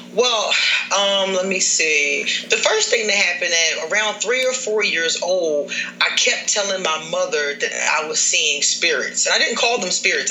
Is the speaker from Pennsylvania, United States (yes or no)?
yes; Philadelphia, Pennsylvania, United States; now in Costa Rica; I'm from Philadelphia, I'm from the hood